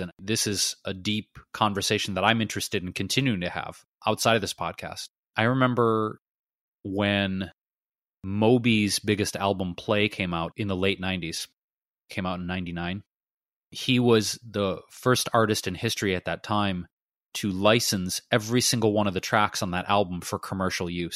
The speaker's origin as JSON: {"language": "English", "town": "Detroit", "region": "Michigan", "country": "United States", "tie": "born or raised there", "said": "my hometown, Detroit"}